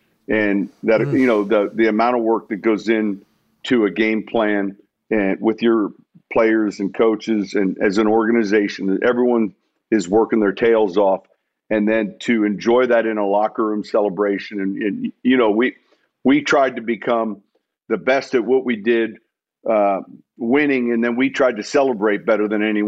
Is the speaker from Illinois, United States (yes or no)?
yes; Chicago, Illinois, United States; moved away; I'm from Chicago